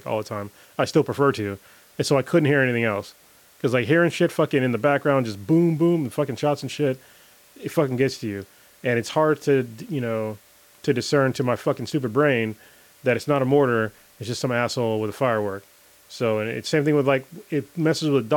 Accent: United States; I'm an American

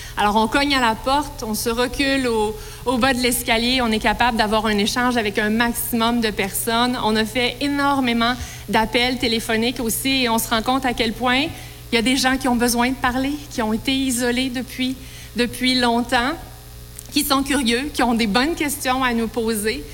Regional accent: Quebec, Canada; Je suis la première québécoise à avoir jamais occupé le poste de ministre de l'Agriculture

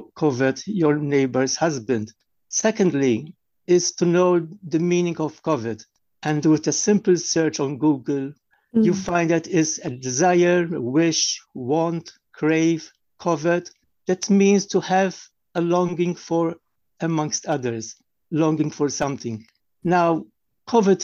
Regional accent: Malta; from Malta

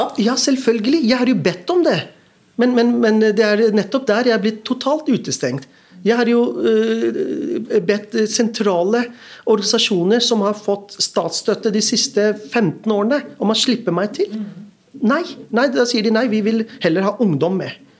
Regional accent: Norway; also born or lived in Pakistan; å vokse opp i to virkeligheter. En, det norske

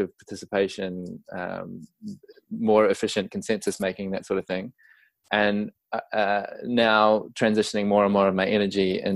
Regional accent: New Zealand; as your listeners may have picked up already from my accent, I'm from New Zealand, Aotearoa

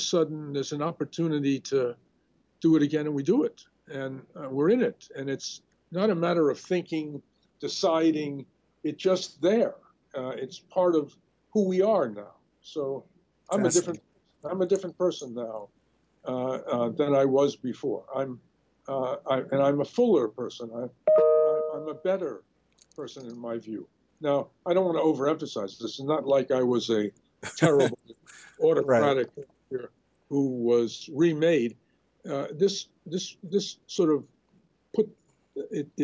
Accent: New York City, New York, United States; I grew up in Crown Heights.

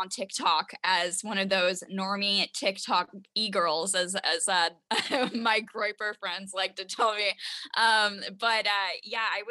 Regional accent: Washington, United States; I started working with politicians around my home state, which was Washington.

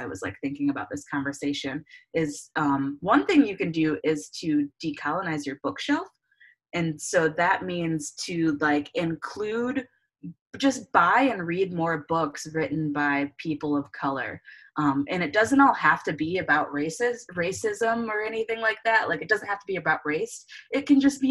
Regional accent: Clarkston, Michigan, United States; moved away as an adult; also born or lived in Detroit, Michigan; now in Austin, United States; I am from Michigan. Originally a suburb of Detroit, Clarkston, which is like 45 minutes north

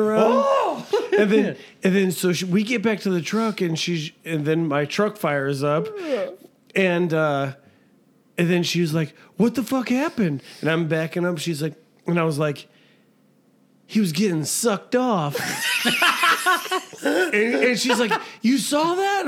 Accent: Hammond, United States; I grew up in Hammond

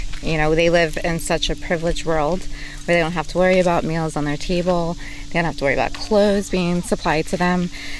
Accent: United States; I live out here. I'm from Carroll County

